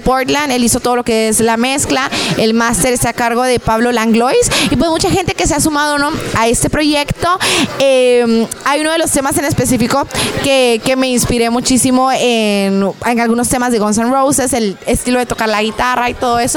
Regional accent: Guatemala; now in United States; todos los guatemaltecos

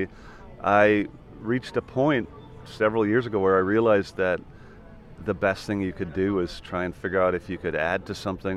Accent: Ireland; also born or lived in Vancouver, Canada; I moved to Ireland. But at that point, I was, you know, I moved there when I was six

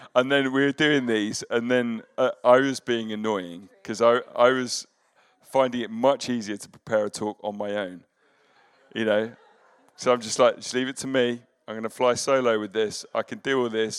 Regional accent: United Kingdom; as British people

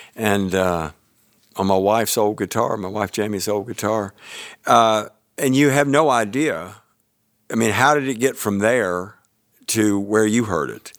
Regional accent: Tybee Island, Georgia, United States; also born or lived in Savannah, Georgia / Columbia, South Carolina; I was born in Savannah, Georgia, and then my folks and I and s, m, members of my family moved away for a while, and then we, when we moved back to Tybee

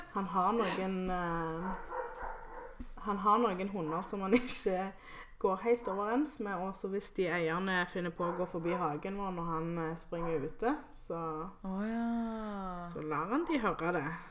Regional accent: Colombia; also born or lived in Santa Marta (family roots); now in Norway; jeg er jo fra Colombia, og så har jeg um, røtter i Karibien

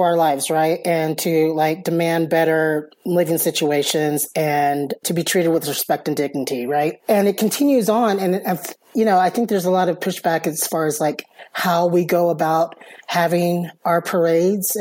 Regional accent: Dallas, Texas, United States; now in Las Cruces, United States; I am from the Dallas area. My family is from here, so that's why I moved back here

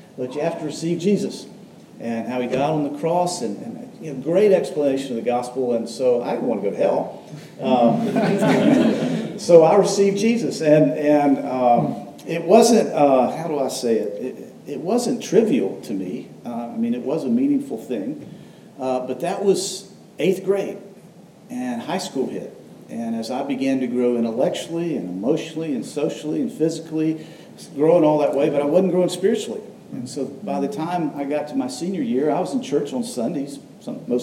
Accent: Atlanta, Georgia, United States; I'm from Atlanta, was born there

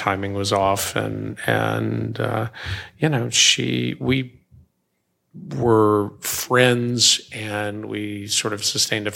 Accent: United States; moved away; also born or lived in Mississippi / Memphis, Tennessee; I come from Mississippi and Memphis, Tennessee

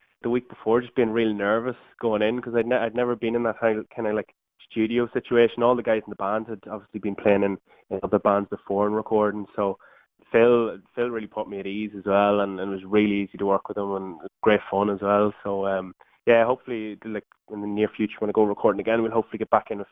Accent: Tyholland, County Monaghan, Ireland; moved away as an adult; also born or lived in Dublin, Ireland; now in Germany; Yeah, originally from Monaghan

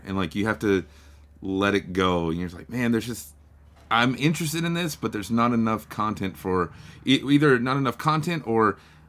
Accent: Texas, United States; Yeah, we're Texan first and then American.

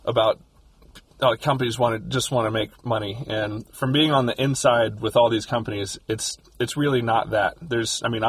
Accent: Louisville, Kentucky, United States; I grew up in Louisville, Kentucky

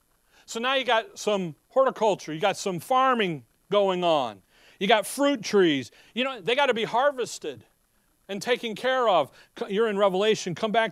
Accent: Chicago, Illinois, United States; When growing up in Chicago, they have forest preserves throughout the city, so that the city people know what a tree and grass look like.

